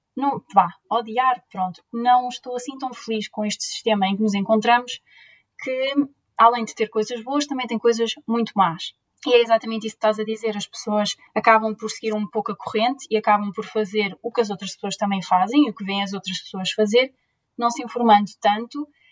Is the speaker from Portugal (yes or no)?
yes; Leiria, Centro, Portugal; moved away as an adult; also born or lived in Lisbon / Barcelona / Coimbra; now in Groningen, Netherlands; Eu sou de Leiria